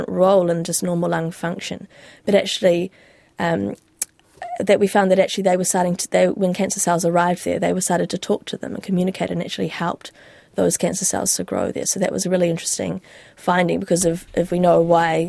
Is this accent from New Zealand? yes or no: yes; New Zealand; moved away as an adult; I wanted to start that in my home country, and I wanted to have that next sort of step of my stage of my career where I'm leading a team, and I wanted that to be in New Zealand.